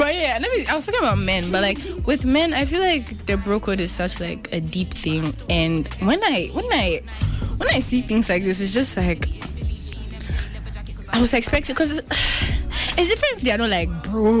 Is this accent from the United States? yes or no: no; Ghana; as a Ghanaian, I haven't understood that.